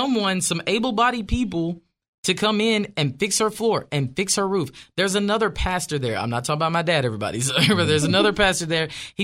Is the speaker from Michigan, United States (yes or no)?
no; Arkansas, United States; Yes, that is a Nashville number, but I am from Arkansas.